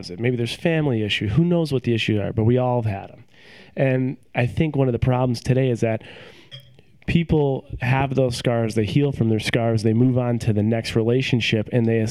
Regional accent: Buffalo, New York, United States; moved away as an adult; also born or lived in Rochester / Syracuse / Cleveland; now in Seattle, United States; I grew up in Buffalo.

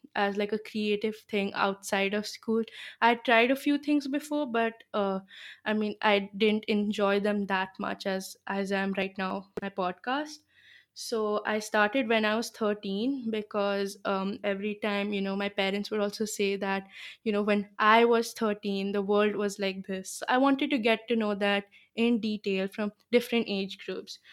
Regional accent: Gurgaon, Haryana, India; first language Bengali; English is a second language; I'm from Gurgaon, which is in the north of India

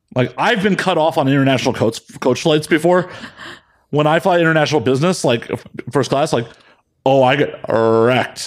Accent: Chicago, Illinois, United States; moved away; growing up in Chicago

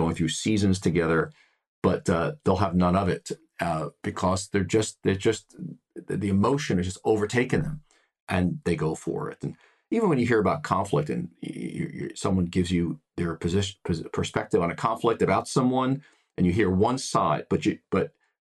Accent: United States; I am a white male here in the United States. I come from the United States.

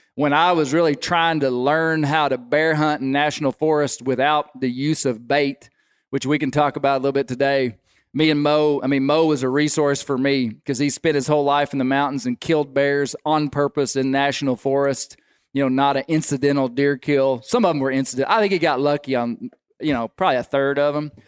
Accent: Arkansas, United States; growing up in Arkansas

